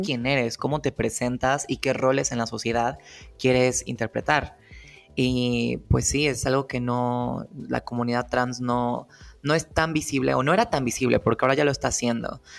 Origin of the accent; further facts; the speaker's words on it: Querétaro, Mexico; yo en este periodo de mi vida crecí en Querétaro